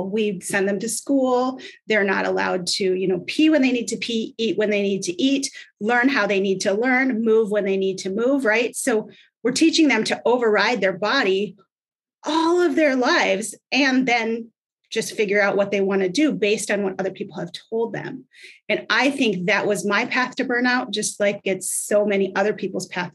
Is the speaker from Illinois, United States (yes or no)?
no; Minnesota, United States; I grew up in Minnesota.